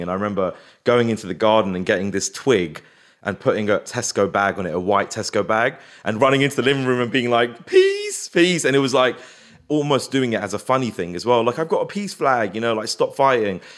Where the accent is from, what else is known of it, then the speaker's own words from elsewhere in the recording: Feltham, London, United Kingdom; also born or lived in Hounslow; I grew up in Feltham, which was a very racist white area